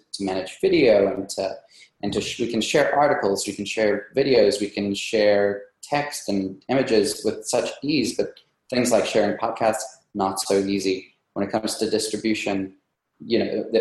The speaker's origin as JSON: {"language": "English", "country": "South Africa", "tie": "born or raised there", "also_born_or_lived": "New York, United States", "moved": "as an adult", "lives_now": "United States", "said": "I came from South Africa. That's where I grew up. And I actually came to the USA in 2010 to do grad school in philosophy"}